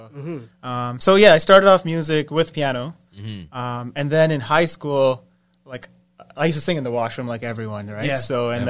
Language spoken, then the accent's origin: English; Scarborough, Ontario, Canada; now in Ajax, Canada; Right now, Ajax, but I grew up in Scarborough.